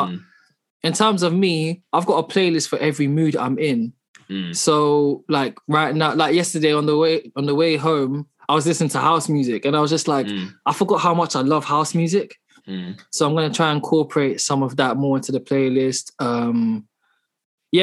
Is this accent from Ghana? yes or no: no; London, United Kingdom; I grew up in London